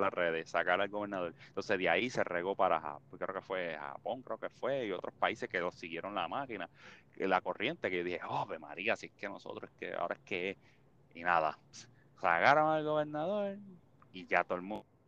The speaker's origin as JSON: {"language": "Spanish", "town": "Toa Alta", "country": "Puerto Rico", "tie": "born or raised there", "said": "donde yo me crié en Toalta"}